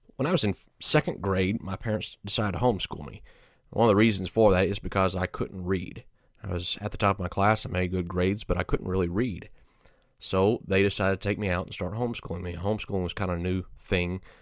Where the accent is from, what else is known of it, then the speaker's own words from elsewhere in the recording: Georgia, United States; moved away as an adult; also born or lived in Arlington, Texas / McAlester, Oklahoma; now in Indianapolis, United States; I grew up in Georgia